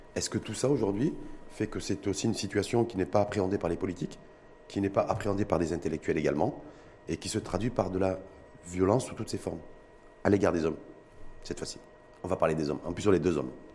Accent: Morocco; chez nous au Maroc

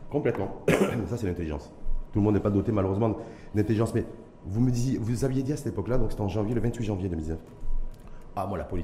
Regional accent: Mohammedia, Casablanca-Settat, Morocco; Moi, je suis né dans Mohammedien

